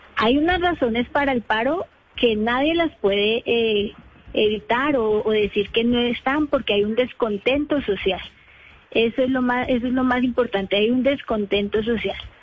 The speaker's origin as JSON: {"language": "Spanish", "region": "Bogotá", "country": "Colombia", "said": "yo soy de Bogotá"}